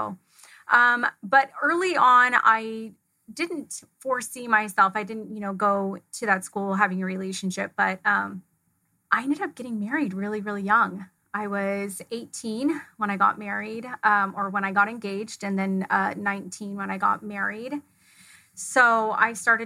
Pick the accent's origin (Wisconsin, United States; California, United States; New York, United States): California, United States; also born or lived in Fullerton, California; I grew up in a small town just outside of Yosemite National Park, which is in California. It's northern central.